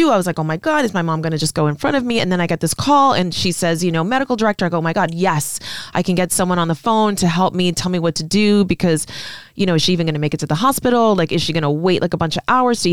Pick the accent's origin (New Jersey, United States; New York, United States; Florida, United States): New York, United States; I'm born and raised in New York